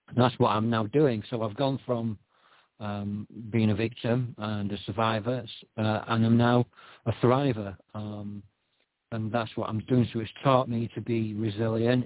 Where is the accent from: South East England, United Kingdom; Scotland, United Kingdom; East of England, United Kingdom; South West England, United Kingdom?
Scotland, United Kingdom; I was born in Scotland